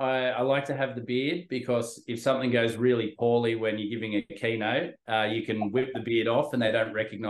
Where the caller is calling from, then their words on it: Sydney, New South Wales, Australia; I'm phoning in from Sydney, Australia.